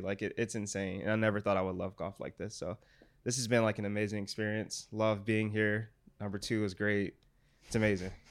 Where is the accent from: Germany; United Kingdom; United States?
United States; Detroit, Michigan; I'm from Detroit, like, I was raised up on basketball, football